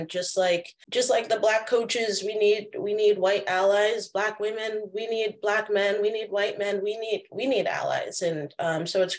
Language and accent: English; Connecticut, United States; we grew up in Connecticut playing soccer